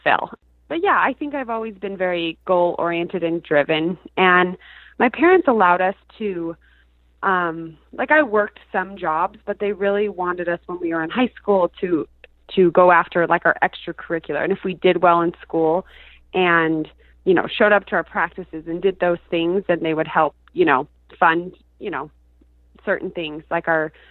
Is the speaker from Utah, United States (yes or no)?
yes; Bountiful, Utah, United States; moved away as an adult; I grew up in Bountiful, Utah, which is funny because I'm back there now